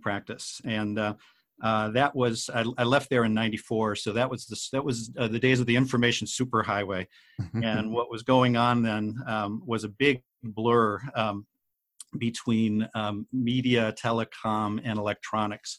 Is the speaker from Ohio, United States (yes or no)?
yes; Cleveland, Ohio, United States; I grew up in Cleveland, Ohio